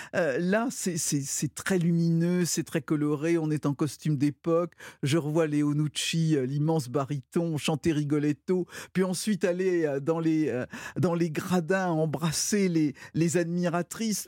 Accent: Brittany, France; je suis, je suis bretonne

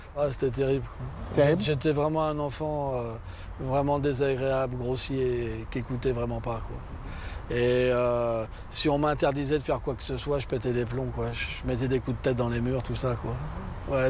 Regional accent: Bagnolet, Île-de-France, France; also born or lived in Levallois-Perret; Je suis né à Levallois-Perret et mes parents, après, ils ont euh, déménagé et ils ont été sur Bagnolet

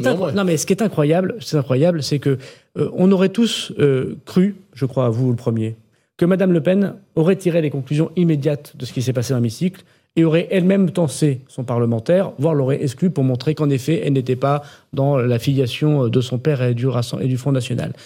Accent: the Nord, Hauts-de-France, France; chez moi dans le Nord

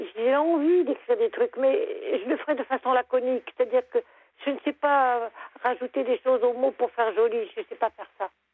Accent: Lorraine, Grand Est, France; also born or lived in near Nancy; now in Lorient, France; moi, je suis Lorraine. J'habitais à côté de Nancy. Mais j'ai émigré pour avoir la mer.

